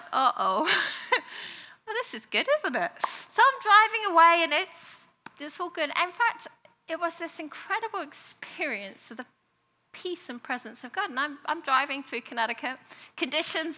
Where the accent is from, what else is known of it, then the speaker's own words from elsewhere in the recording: United Kingdom; moved away; I'm a Brit